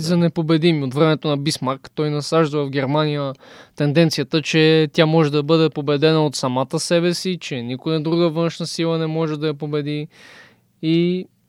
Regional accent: Bulgaria

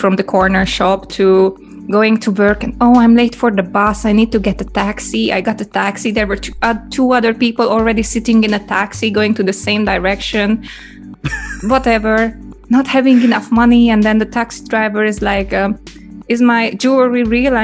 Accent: Budapest, Hungary; accent: Hungarian; English is a second language; moved away as an adult; also born or lived in England / Japan; I grew up in Budapest

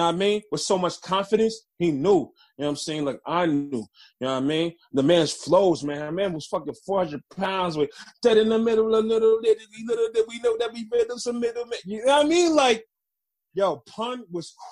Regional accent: New York City, New York, United States; moved away; I was born in the Bronx. Partially raised there

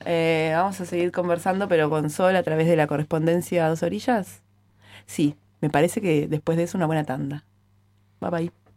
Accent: Maldonado, Uruguay; soy de Maldonado, ahí decimos chiquilinas o gurisas

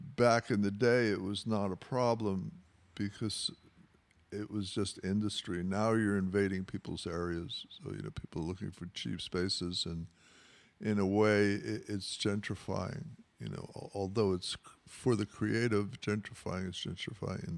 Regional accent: New York City, New York, United States; moved away as an adult; now in Los Angeles, United States; I grew up in New York, uh, in the Rockaways near the beach

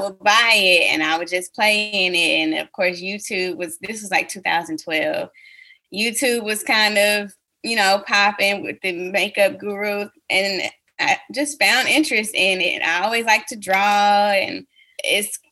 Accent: Huntsville, Alabama, United States; my hometown of Huntsville, Alabama

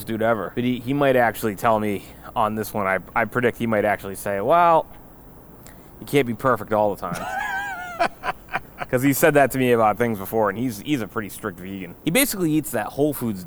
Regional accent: Dighton, Massachusetts, United States; born or raised there

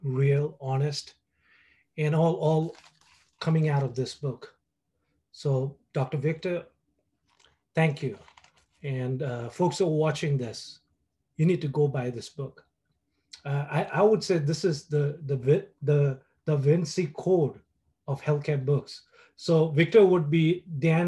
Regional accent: Kalimpong, West Bengal, India; moved away as an adult; I was born in Kalimpong. It's a small town in the foothills of the Himalayas. You know, for the 30 years that I lived there

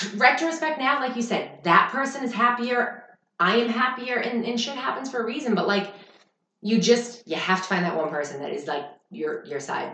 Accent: Boston, Massachusetts, United States; moved away as an adult; I was in South Boston

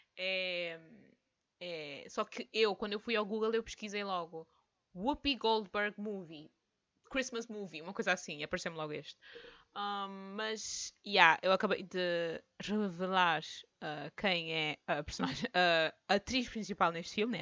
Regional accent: France; eu sou francesa, eu digo tantan.

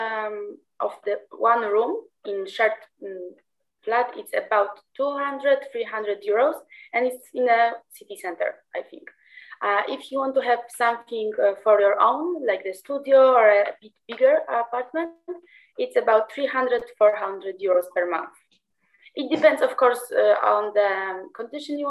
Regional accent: Trzcinica, Poland; English is a second language; moved away as an adult; also born or lived in Krakow, Poland; now in Porto, Portugal; I'm from a small village called Trzcinica. It's in the south of the country, but I'm living in Krakow for 5 years now

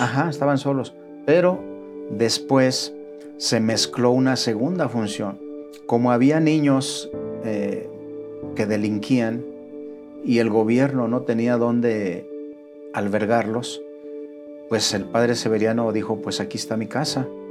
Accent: León, Guanajuato, Mexico; moved away as an adult; now in Monterrey, Mexico; Soy originario de León, Guanajuato

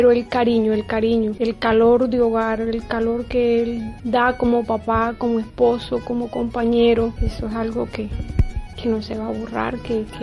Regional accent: Colombia; mucha gente que lo querían mucho a él en, Venezuela, tanto como venezolano y como colombiano que soy yo.

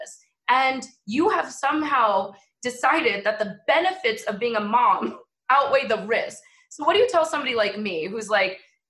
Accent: New York, United States; We're both women of color. We're both scientists. We're both from New York.

